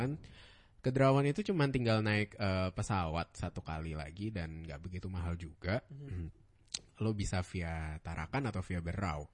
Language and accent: Indonesian; Bandung, West Java, Indonesia; moved away; also born or lived in Bekasi; gue anak Bandung ya dulu